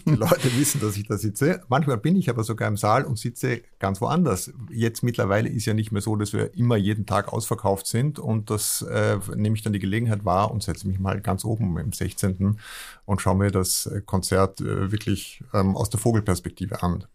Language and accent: German; Vienna, Austria; now in Hamburg, Germany; als Österreicher und vor allem Wiener